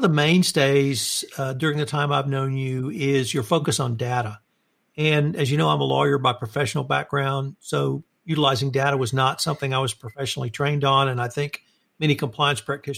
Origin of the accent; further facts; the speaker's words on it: Houston, Texas, United States; my hometown of Houston, Texas